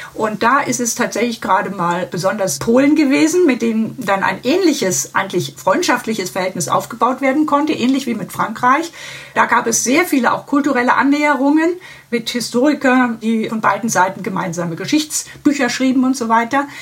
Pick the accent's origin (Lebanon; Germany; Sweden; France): Germany; Heidelberg, Baden-Württemberg; now in Konstanz, Germany; Ich bin schon in Baden-Württemberg aufgewachsen, in Heidelberg, also eher an der Nordgrenze.